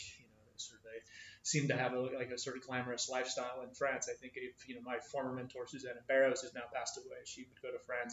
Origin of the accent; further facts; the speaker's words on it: Midwest, United States; moved away; I grew up in the Midwest. I grew up in an agricultural area